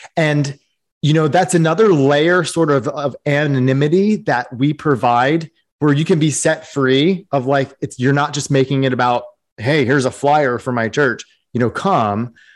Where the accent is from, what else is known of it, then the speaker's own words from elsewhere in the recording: East Coast, United States; I grew up on the East Coast.